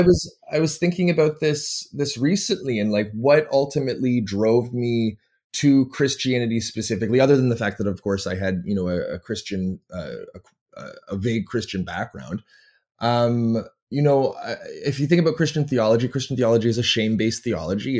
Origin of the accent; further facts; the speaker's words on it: Toronto, Ontario, Canada; moved away as an adult; also born or lived in American South / Lynchburg, Virginia / Florida; I come from Toronto, Ontario, Canada, where I live now